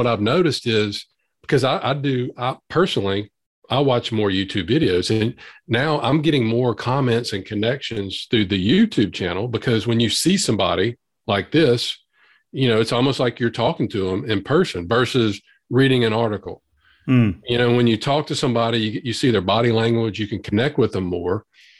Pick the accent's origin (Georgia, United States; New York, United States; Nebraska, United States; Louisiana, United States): Louisiana, United States; accent: Southern drawl; I'm from Louisiana